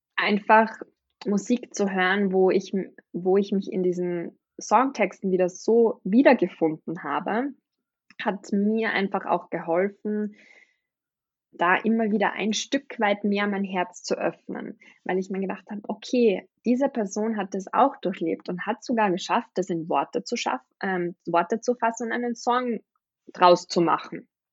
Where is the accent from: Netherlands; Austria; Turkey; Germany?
Austria; ich bin aus Österreich